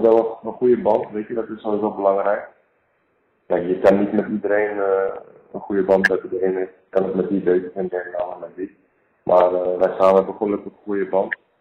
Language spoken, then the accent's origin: Dutch; Amsterdam, North Holland, Netherlands; moved away as an adult; now in England; Ik kom zelf uit Amsterdam